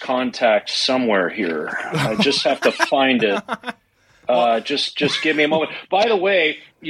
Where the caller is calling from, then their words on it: Halifax, Nova Scotia, Canada; I'm calling from Halifax, Nova Scotia.